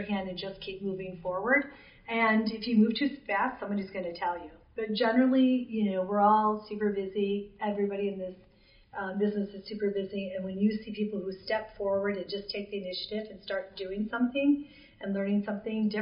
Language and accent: English; Michigan, United States; I'm from Michigan. I haven't even moved more than 20 miles in my whole life